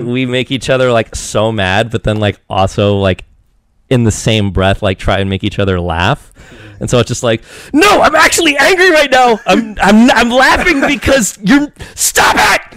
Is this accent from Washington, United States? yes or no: yes; Eastern Washington, United States; I grew up in Eastern Washington